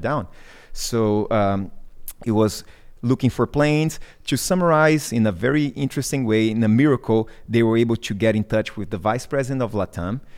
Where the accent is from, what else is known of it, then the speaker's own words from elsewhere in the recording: Brazil; English is a second language; moved away as an adult; also born or lived in Mozambique; now in Peru; I'm from Brazil, and I had, uh, that language